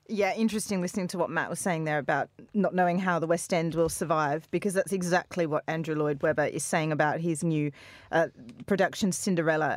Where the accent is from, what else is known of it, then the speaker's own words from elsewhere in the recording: Australia; now in United Kingdom; in Australia we get on the booze that early all the time